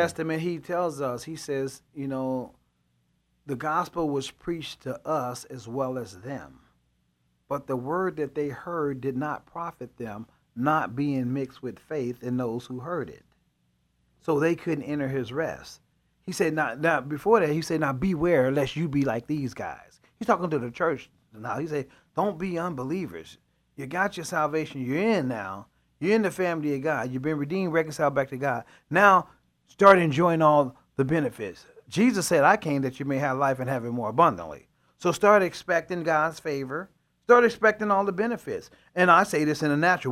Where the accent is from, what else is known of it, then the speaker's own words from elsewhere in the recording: Chicago, Illinois, United States; I'm from Chicago